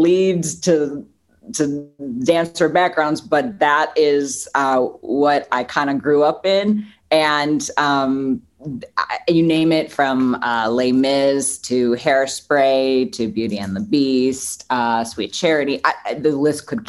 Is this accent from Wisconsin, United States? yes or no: yes; Milwaukee, Wisconsin, United States; now in Los Angeles, United States; I'm born and raised in Milwaukee, Wisconsin, but it's about 90 minutes north of Chicago